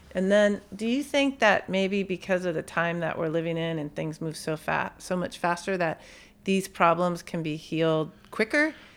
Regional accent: San Bruno, California, United States; also born or lived in San Francisco; I grew up in San Bruno

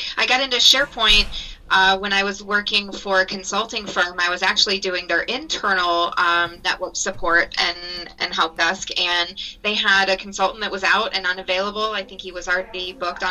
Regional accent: Ohio, United States; I've lived in different parts of Ohio for the majority of my life, so very much a Midwesterner

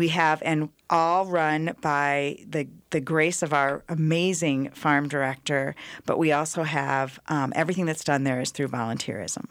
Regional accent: Iowa, United States; moved away as an adult; now in Twin Cities, United States; I'm from Iowa.

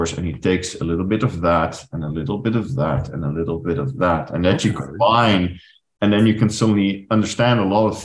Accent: Netherlands; moved away as an adult; also born or lived in Paris, France; I'm originally from the Netherlands

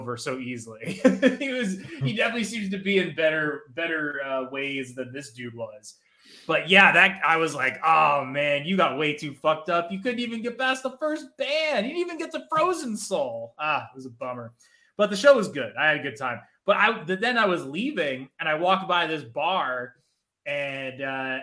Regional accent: Menlo Park, New Jersey, United States; moved away as an adult; now in New York City, United States; I'm from Menlo Park. It was when I was still living in Jersey

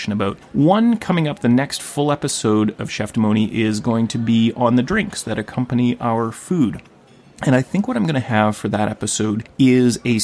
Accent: Thunder Bay, Ontario, Canada; now in Vancouver, Canada; I was in my hometown of Thunder Bay

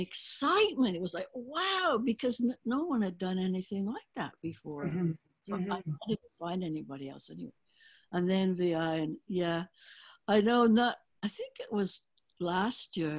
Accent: England, United Kingdom; moved away; growing up in England

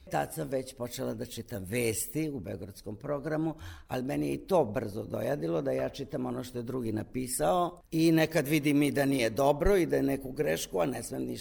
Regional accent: Kumane, Vojvodina, Serbia; Ja sam iz Kumana, kod Zrenjanina.

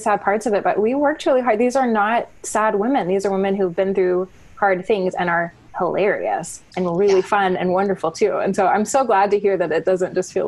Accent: Abilene, Texas, United States; I grew up in Abilene, Texas

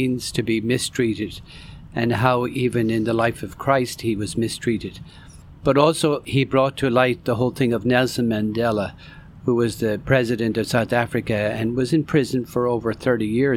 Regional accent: Ireland; I was born and raised in Ireland

